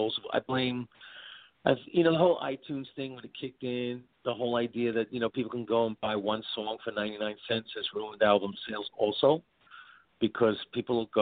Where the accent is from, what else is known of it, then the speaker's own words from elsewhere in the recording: New York City, New York, United States; where I grew up in Brooklyn